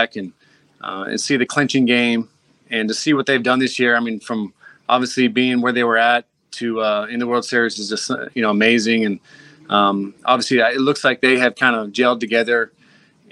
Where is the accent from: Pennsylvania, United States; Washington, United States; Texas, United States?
Washington, United States; Seattle; moved away as an adult; also born or lived in Philadelphia; I grew up in Seattle